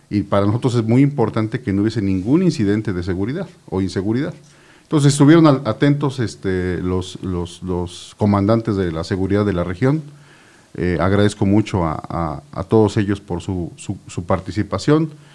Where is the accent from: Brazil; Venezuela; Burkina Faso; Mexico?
Mexico; Yecapixtla, Morelos; mi tierra, Yecapixla